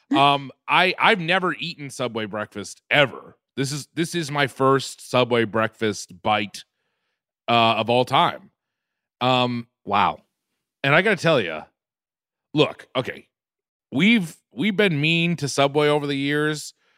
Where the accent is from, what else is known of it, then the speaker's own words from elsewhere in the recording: Quincy, Massachusetts, United States; I'm from Quincy, Mass